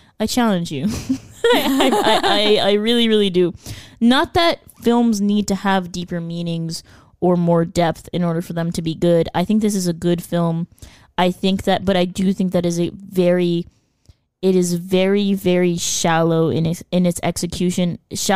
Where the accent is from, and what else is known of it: United States